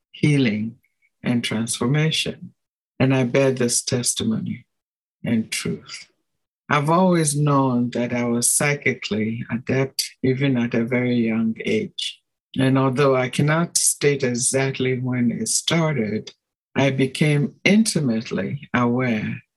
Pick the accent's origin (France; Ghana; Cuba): Ghana; I come from Ghana